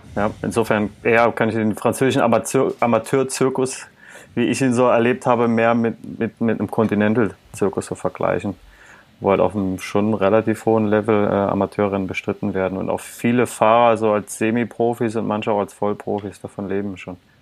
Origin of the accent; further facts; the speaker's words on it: Eifel, towards Trier, Rhineland-Palatinate, Germany; ich bin in der Eifel geboren oder aufgewachsen, allerdings von Staufis Lieblingsregion nochmal deutlich weiter südlich, also mehr Richtung ja. Trier als Richtung Köln